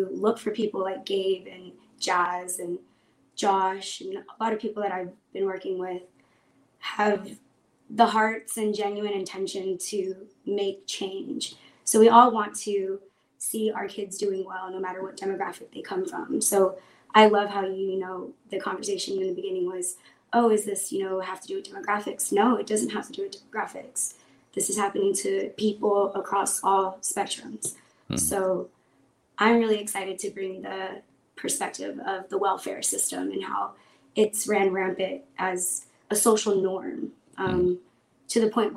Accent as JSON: {"language": "English", "town": "Brownsville", "region": "Texas", "country": "United States", "moved": "yes", "lives_now": "San Antonio, United States", "said": "I'm originally from Brownsville, Texas, but I currently live in San Antonio"}